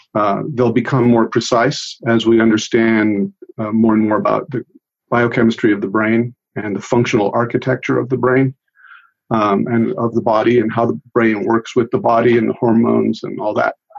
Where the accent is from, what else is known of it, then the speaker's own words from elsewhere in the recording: United States; first language Italian; English is a second language; also born or lived in Italy; I grew up in this country